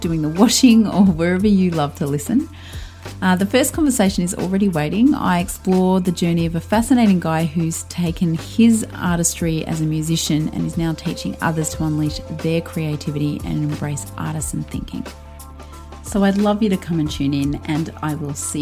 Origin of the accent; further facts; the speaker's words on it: Melbourne, Victoria, Australia; I'm from Melbourne, Australia